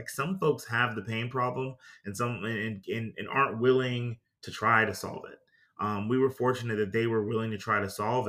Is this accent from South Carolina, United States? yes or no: yes; Greenville, South Carolina, United States; I told them, hey, look, I'm from Greenville, South Carolina.